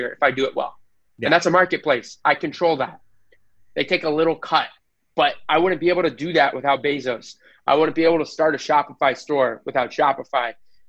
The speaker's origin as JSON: {"language": "English", "country": "United States", "said": "I'm American"}